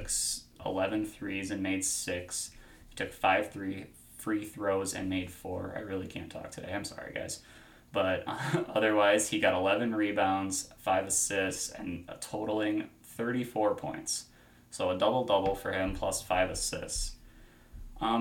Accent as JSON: {"language": "English", "region": "Midwest", "country": "United States", "accent": "Midwest", "said": "my Midwest accent"}